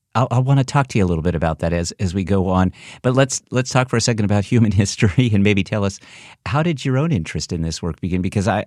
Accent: California, United States; moved away; I'm from California originally, as our audience will know, but I love Southern California in particular and have a lot of ties and connections.

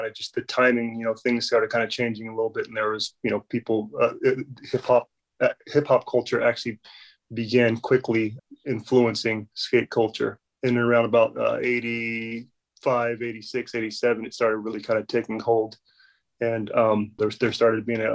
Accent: San Diego, California, United States; growing up in San Diego

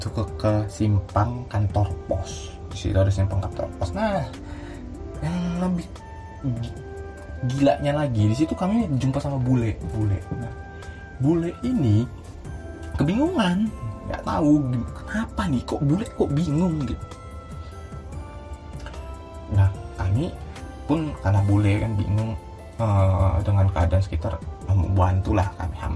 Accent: Medan, North Sumatra, Indonesia; oh kalian dari mana rupanya dari Medan oh iya di Medan kan biasanya ada no, ah, nomor angkot kan ya

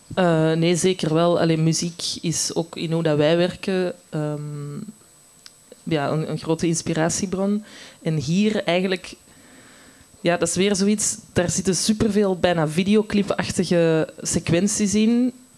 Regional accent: Antwerp, Flanders, Belgium; ik zelf van Antwerpen ben.

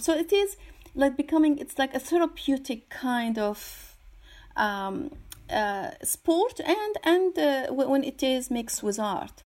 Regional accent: Syria; moved away; I'm originally from Syria

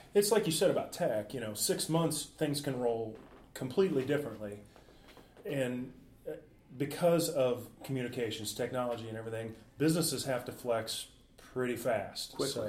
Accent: Midwest, United States; we grew up in the Midwest

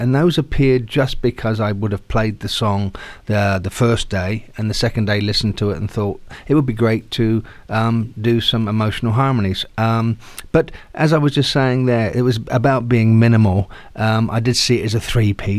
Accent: Southampton, South East England, United Kingdom; I'm an Englishman from Southampton

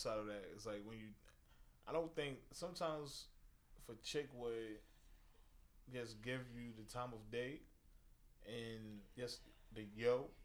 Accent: New York City, New York, United States; growing up in Coney Island.

